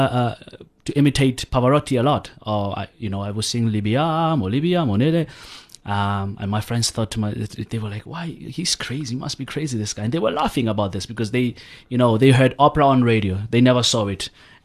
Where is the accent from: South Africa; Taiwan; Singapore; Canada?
South Africa; Kroonstad, Free State; I grew up in Kronstadt, in the Free State.